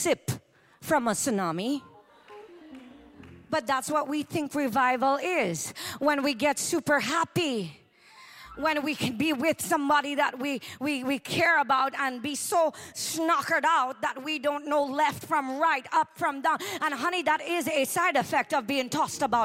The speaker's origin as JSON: {"language": "English", "country": "Trinidad & Tobago", "also_born_or_lived": "New York", "moved": "yes", "lives_now": "United States", "said": "I'm from Trinidad and Tobago."}